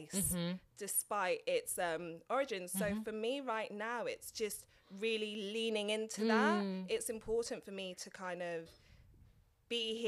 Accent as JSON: {"language": "English", "region": "London", "country": "United Kingdom", "tie": "born or raised there", "also_born_or_lived": "Norfolk", "said": "I'm from Tottenham, like born and raised."}